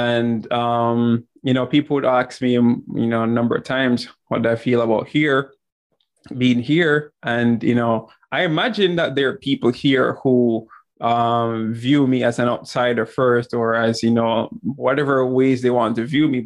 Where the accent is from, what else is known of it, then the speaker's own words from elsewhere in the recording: Jamaica; growing up in Jamaica